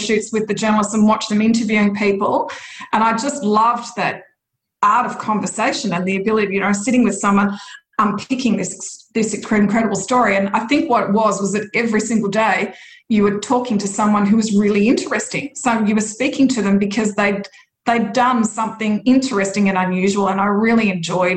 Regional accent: Churchill, Victoria, Australia; also born or lived in Melbourne; I grew up in a tiny little place called Churchill in Gippsland, which I'm in Melbourne at the moment

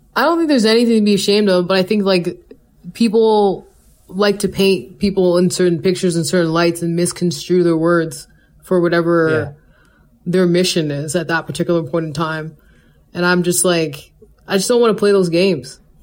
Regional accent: Calgary, Alberta, Canada; I was born and raised in Calgary

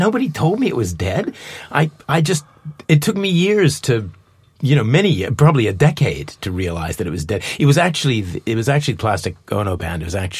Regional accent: Winnipeg, Manitoba, Canada; I'm from Winnipeg in Canada.

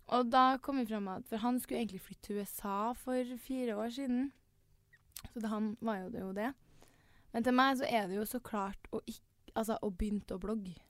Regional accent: Trondheim, Trøndelag, Norway; vi er jo begge fra Trondheim

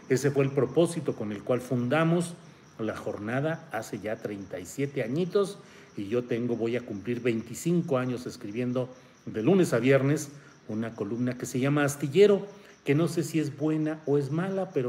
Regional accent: Torreón, Coahuila, Mexico; also born or lived in San Luis Potosí, Mexico; now in Mexico City, Mexico; Torreón, mi tierra, ah, mi tierra natal. Yo nací en Torreón, Coahuila

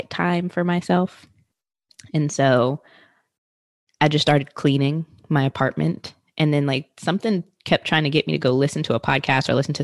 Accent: Richmond, Virginia, United States; moved away as an adult; also born or lived in New York; I'm originally from Richmond, Virginia, but have lived in like multiple areas of Virginia.

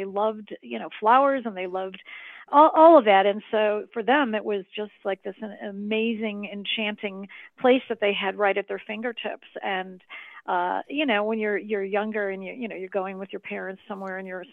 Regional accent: Chicago, Illinois, United States; moved away; also born or lived in Highland Park, Illinois; I was born and raised in Chicago, and then later in my youth moved to the suburb of Highland Park, Illinois

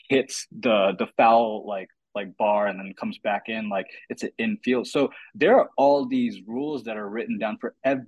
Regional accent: United States; me being an American sports fan

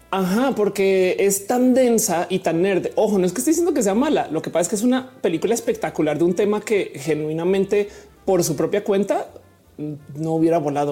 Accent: Colombia; now in Mexico; soy colombiana, vivo en México

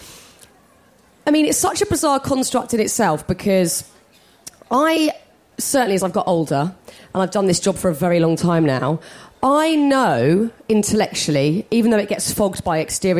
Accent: United Kingdom; we're British

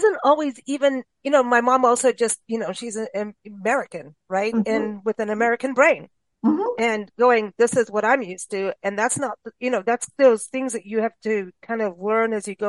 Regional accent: South Africa; because when I was growing up in South Africa, there was all kinds of stuff going on in Kuwait

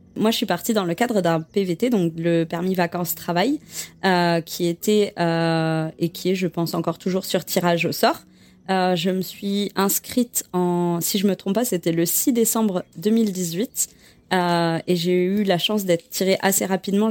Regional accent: Bordeaux, Nouvelle-Aquitaine, France; moved away as an adult; also born or lived in Quebec City, Canada; je suis originaire de Bordeaux, euh, dans le sud de la France

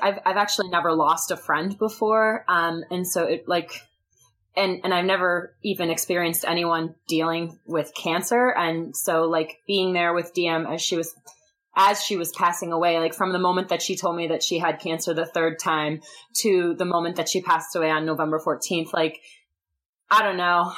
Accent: Michigan, United States; I'm from Michigan

